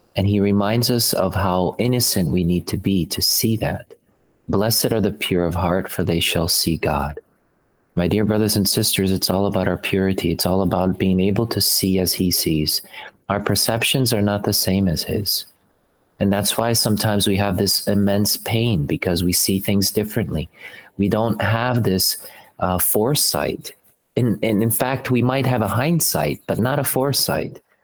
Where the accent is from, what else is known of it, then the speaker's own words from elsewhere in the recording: Slovakia; moved away; I'm from Slovakia originally